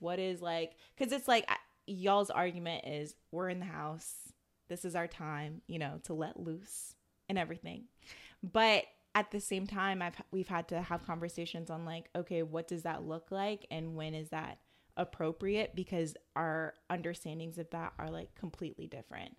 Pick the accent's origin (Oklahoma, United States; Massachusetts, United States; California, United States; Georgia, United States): Georgia, United States; Atlanta; I'm still from Atlanta